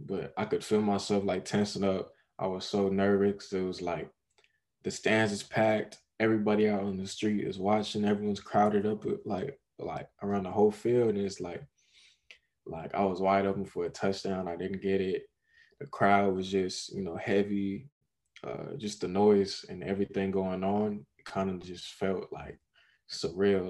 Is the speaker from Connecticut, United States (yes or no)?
no; Long Beach, California, United States; born and raised in Long Beach